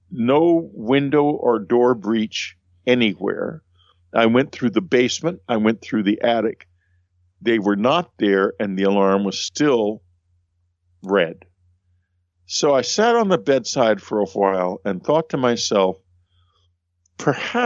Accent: Texas, United States; I'm a Texan

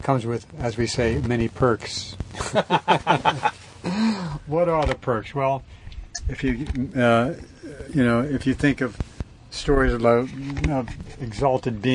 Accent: New Orleans, Louisiana, United States; growing up in New Orleans, in Roman Catholicism

